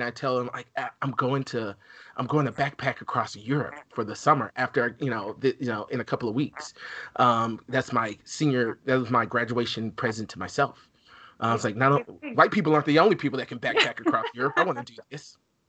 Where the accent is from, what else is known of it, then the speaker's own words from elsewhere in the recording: Alabama, United States; I'm originally from Alabama.